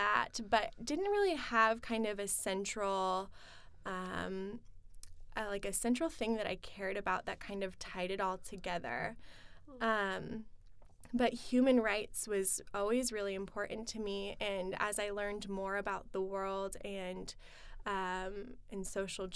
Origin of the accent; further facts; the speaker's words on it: Kearney, Nebraska, United States; moved away as an adult; also born or lived in Lincoln, Nebraska; now in Omaha, United States; I grew up in Kearney